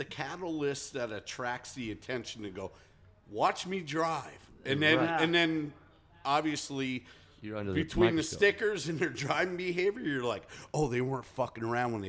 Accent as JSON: {"language": "English", "region": "Pennsylvania", "country": "United States", "said": "so I'm from Pennsylvania, moved out here."}